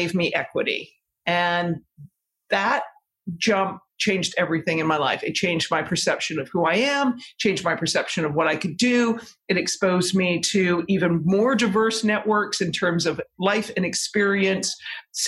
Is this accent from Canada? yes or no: yes; Victoria, British Columbia, Canada; moved away as an adult; also born or lived in Toronto, Canada; now in New York City, United States; I grew up in Victoria, British Columbia.